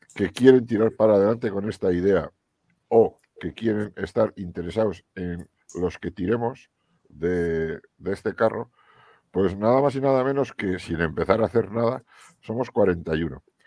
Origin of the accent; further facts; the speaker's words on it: Cizur, Navarre, Spain; mi pueblo, en Cizur